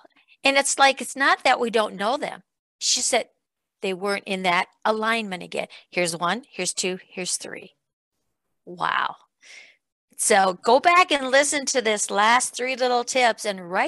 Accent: Iowa, United States; where I grew up in Iowa on a farm

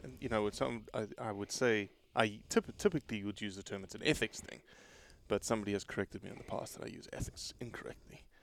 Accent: South Africa; moved away; I'm South African

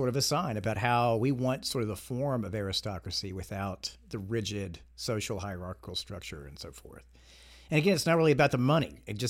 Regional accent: Georgia, United States; I grew up in Georgia in the South, and my grandfather used to tell me when I was a kid that that I was a member of Southern aristocracy.

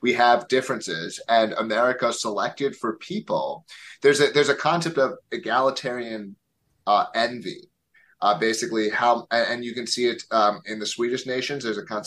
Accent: Philadelphia, Pennsylvania, United States; moved away as an adult; now in Manchester, United States; I grew up in the suburbs of Philadelphia, and then I lived in West Philadelphia, proper part of the city, for 6 years of my life after college

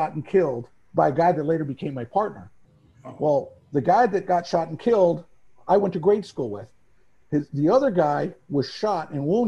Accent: Phoenix, Arizona, United States; I grew up in Phoenix

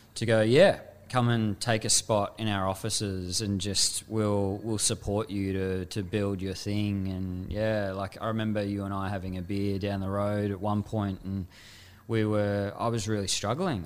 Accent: Frankston, Victoria, Australia; I had this dichotomy growing up in Frankston

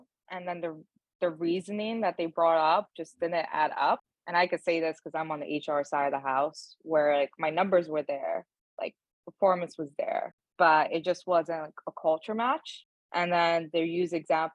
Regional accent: New York City, New York, United States; accent: Brooklyn; first language Spanish; English is a second language; also born or lived in Dominican Republic; I grew up in Bushwick and that was all Dominicans, Puerto Ricans

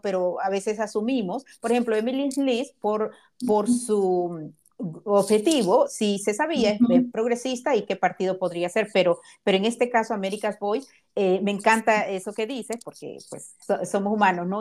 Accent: Honduras; now in United States; soy hondureña

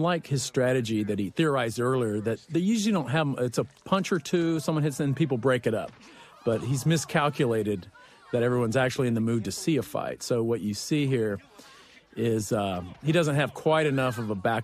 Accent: Huntsville, Texas, United States; my hometown of Huntsville

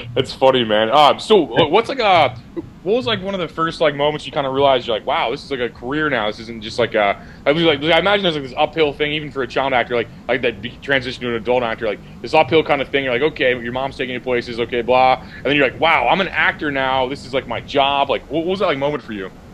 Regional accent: Missouri, United States; I'm from Missouri.

